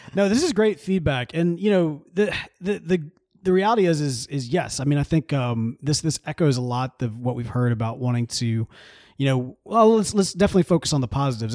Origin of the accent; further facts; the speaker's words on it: Jackson, United States; moved away as an adult; now in Houston, United States; the Pipe Club in Jackson, because I grew up there